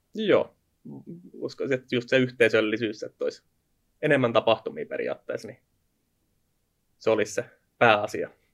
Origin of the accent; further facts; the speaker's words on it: Finland Proper, Southwest Finland, Finland; moved away as an adult; now in Kouvola, Finland; mä oon varsinaisessa Suomessa lähtöisin